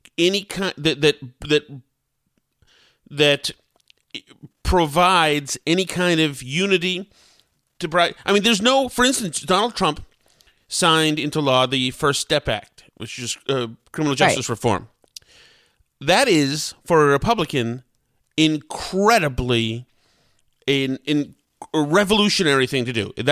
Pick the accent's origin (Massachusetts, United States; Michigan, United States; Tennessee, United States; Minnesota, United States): Massachusetts, United States; Winchester; I come from Winchester, Mass.